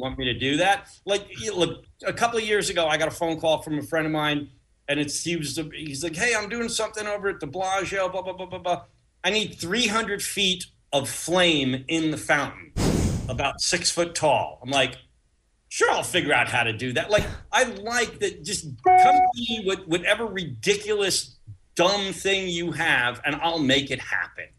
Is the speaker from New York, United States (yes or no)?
yes; Uniondale, New York, United States; That's where I grew up in Uniondale. I grew up in the shadow of Hofstra.